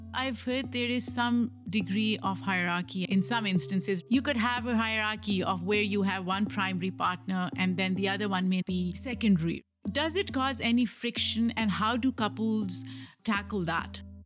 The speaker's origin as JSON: {"language": "English", "country": "Pakistan", "tie": "born or raised there", "moved": "yes", "said": "I grew up in a different country. I grew up in Pakistan"}